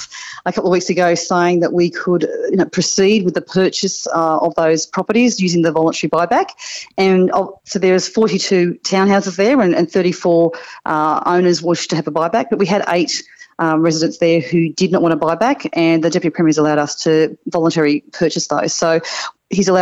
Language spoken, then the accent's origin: English; Mount Warning foothills, New South Wales, Australia; now in Ipswich, Australia; I grew up in the foothills of Mount Warning. I grew up in Newkai